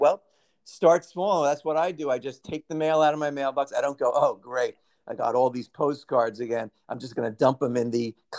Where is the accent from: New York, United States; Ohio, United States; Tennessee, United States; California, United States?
New York, United States; New York City; Growing up in Brooklyn